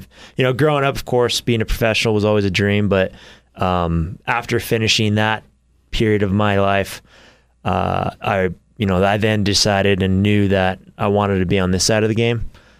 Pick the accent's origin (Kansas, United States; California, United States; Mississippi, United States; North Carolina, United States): California, United States; Temecula; Yeah, so I'm from Southern California. {S1} Okay. {S3} A town called Temecula. It's about an hour north of San Diego.